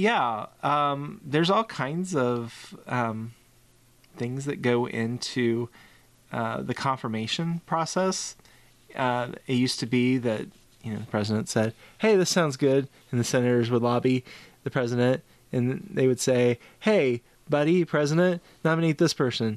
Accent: Kentucky, United States; now in Pennsylvania, United States; I guess I will always be from Kentucky

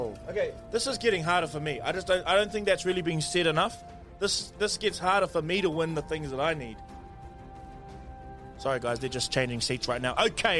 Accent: Northland, New Zealand; I'm from Northland.

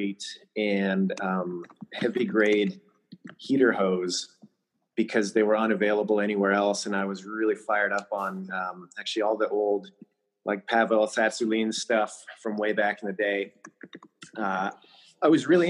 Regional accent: Canada; moved away as an adult; now in United States; So, I was born in Canada, so Canadian by birth. I got my citizenship to the United States 2 years ago, but I've been living here for 15 years.

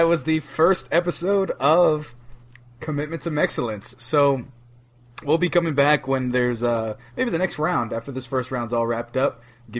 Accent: United States; but America is taking it all, because I'm from America.

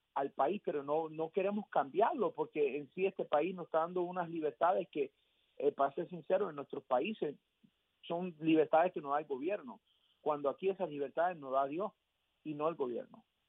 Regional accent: United States; Yo soy, obviamente, nacido en este país, pero eh, mi, mi, mi, familia de parte madre vino de Cuba

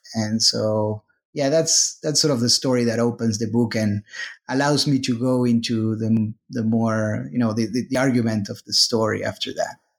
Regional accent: Argentina; moved away as an adult; now in United States; I am originally from Argentina. Then I moved, uh, to the U S, uh, for graduate school

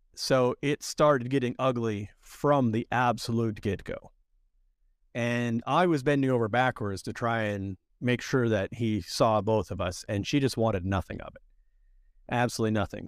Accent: Erie, Pennsylvania, United States; moved away as an adult; also born or lived in Cyprus; now in Saint Kitts and Nevis; I was born in Erie, Pennsylvania, and I grew up in towns called Erie and Edinburgh, both of which are in Erie County

